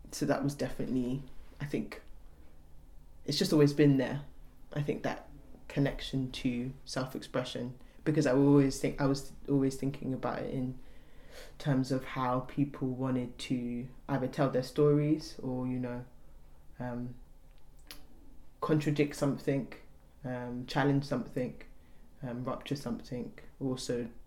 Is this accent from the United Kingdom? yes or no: no; Nigeria; both my parents are Yoruba. I'm Nigerian and like that's an inherent part of like our culture like music and dance